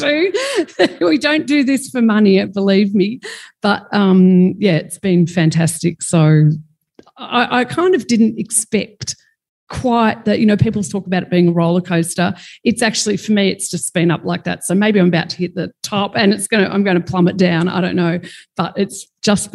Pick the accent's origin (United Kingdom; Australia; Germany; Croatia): Australia; Melbourne, Victoria; I'm from Melbourne